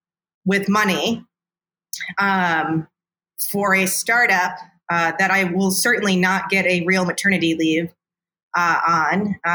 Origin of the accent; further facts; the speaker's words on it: Midwest, United States; It's good to be a nice person as a Midwesterner. Yeah. Like it's like beat into me.